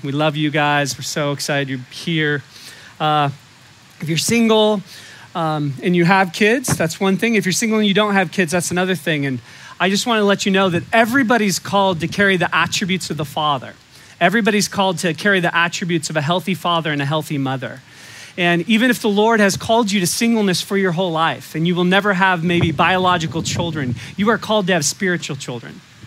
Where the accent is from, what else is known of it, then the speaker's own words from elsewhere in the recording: Humboldt County, California, United States; I was raised in Humboldt County